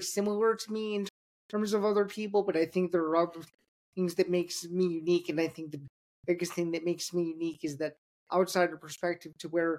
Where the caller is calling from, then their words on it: Downers Grove, Illinois, United States; I'm joining you today from the suburbs of Chicago. It's a town called Downers Grove, Illinois, about 45 minutes outside of the city